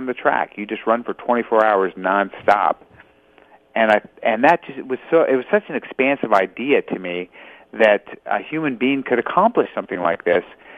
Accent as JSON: {"language": "English", "town": "Los Angeles", "region": "California", "country": "United States", "tie": "born or raised there"}